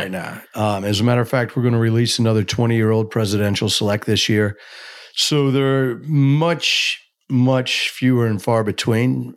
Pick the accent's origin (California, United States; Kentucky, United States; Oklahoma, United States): Kentucky, United States; growing up in Kentucky, you're just, eh, you're immersed in bourbon